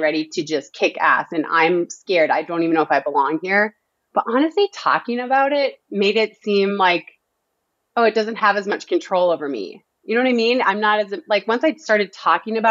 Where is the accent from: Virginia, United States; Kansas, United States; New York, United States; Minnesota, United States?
Minnesota, United States; Northern; I'm from Northern Minnesota.